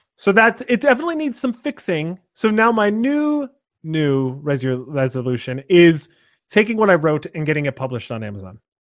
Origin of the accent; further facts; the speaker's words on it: Scranton, Pennsylvania, United States; I grew up in Scranton, Pennsylvania, or just outside of Scranton, Pennsylvania